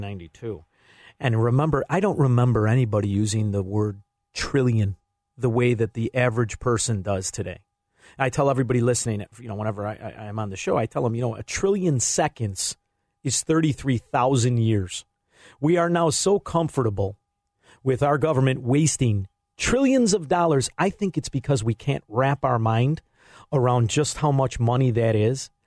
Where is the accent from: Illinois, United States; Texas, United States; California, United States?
Illinois, United States; Chicago; I'm from Chicago